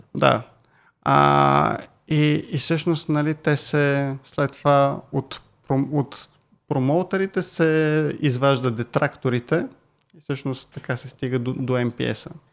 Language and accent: Bulgarian; Bulgaria; викам от България